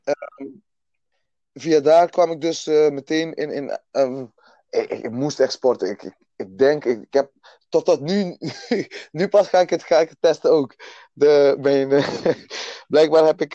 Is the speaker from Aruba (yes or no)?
yes; Aruba; now in Netherlands; geboren op Aruba dus. Klein eilandje eh, dicht bij Venezuela daar stuk van Nederland dus, Aruba, Bonaire en Curaçao. Ehm, daar opgegroeid